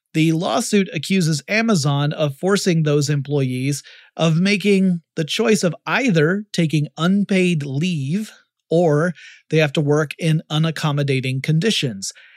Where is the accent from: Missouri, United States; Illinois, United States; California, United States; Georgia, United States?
Georgia, United States; Atlanta; Down in Atlanta, that's my hometown